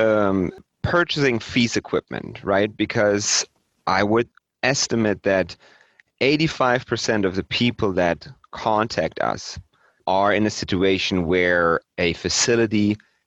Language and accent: English; Germany; moved away as an adult; now in North America; I'm originally from Germany and moved to North America in 2011